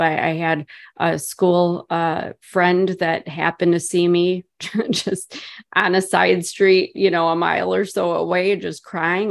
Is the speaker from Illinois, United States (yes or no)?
yes; Chicago, Illinois, United States; moved away as an adult; now in about ninety miles southwest of Chicago, United States; born and raised in Chicago.